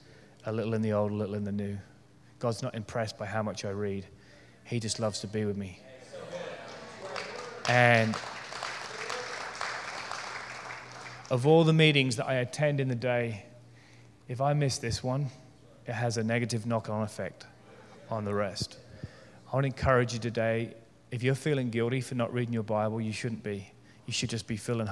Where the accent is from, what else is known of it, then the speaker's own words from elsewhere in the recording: United Kingdom; I'm British